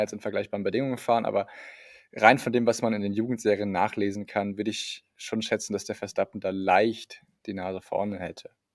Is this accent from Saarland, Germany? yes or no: yes; Saarland, Germany; born or raised there; moved away